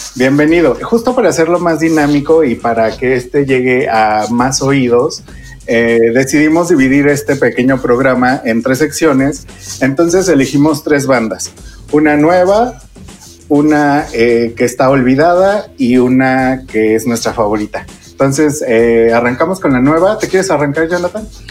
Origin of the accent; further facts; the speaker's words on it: Mexico; cuando éramos niños en México